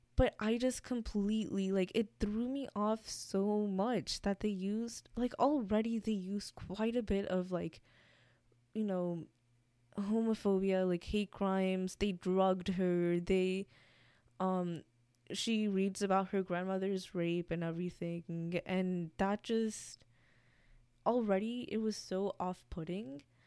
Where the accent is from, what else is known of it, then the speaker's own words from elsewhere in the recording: United States; I'm also American. Like, I grew up here.